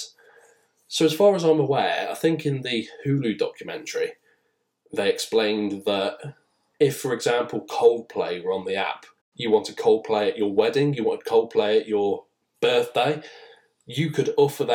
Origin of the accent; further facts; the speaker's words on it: England, United Kingdom; being English, British